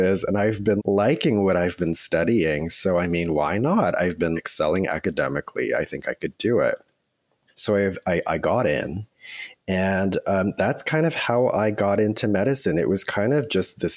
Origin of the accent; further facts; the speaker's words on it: Toronto, Ontario, Canada; moved away as an adult; now in Vancouver, Canada; I grew up in Toronto in the Etobicoke area. So I was born and raised there.